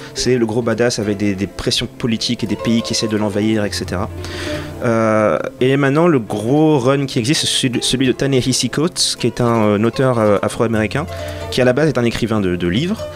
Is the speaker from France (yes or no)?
no; Senegal; quand j'étais ado, j'habitais au Sénégal